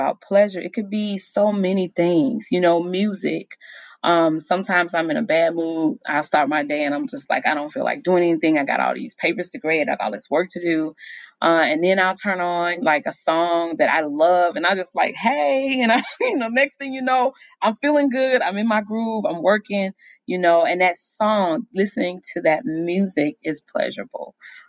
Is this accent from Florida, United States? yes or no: no; Chicago, Illinois, United States; moved away; I'm from Chicago